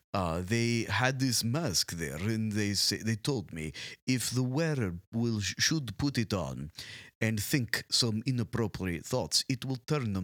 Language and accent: English; United States; born there; I was born in America.